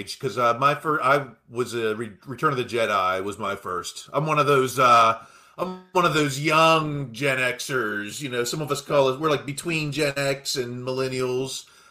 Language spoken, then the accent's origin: English; Fayette County, Pennsylvania, United States; moved away; I came from Fayette County.